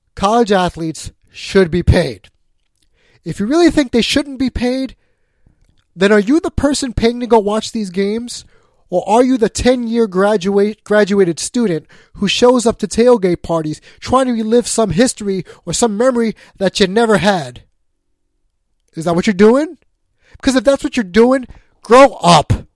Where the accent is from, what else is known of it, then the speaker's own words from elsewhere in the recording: New York, United States; I'm a New Yorker